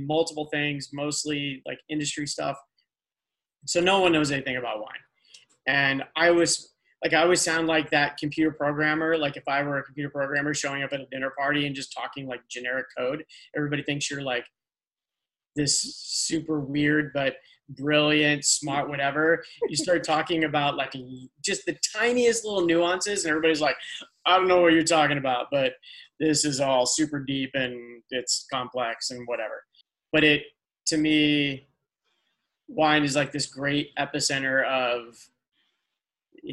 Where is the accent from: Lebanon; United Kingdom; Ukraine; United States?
United States; Midwest; now in Los Angeles, United States; I'm from the Midwest